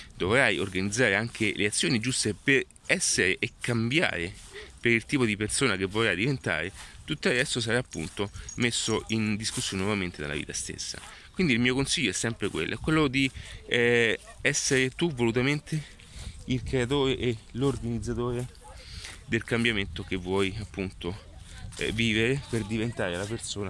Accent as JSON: {"language": "Italian", "country": "Italy", "tie": "born or raised there", "said": "Sono nato in Italia"}